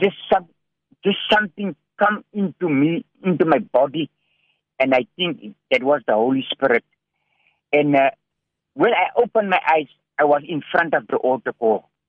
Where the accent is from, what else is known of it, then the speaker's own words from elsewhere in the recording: Cape Town, Western Cape, South Africa; also born or lived in Hanover Park / Manenberg; I'm a South African citizen. Uh, you know, I was uh, about three years old when my when my mother passed away, and uh, we did we did grow up in a place called Sunnyside near uh, Belgravia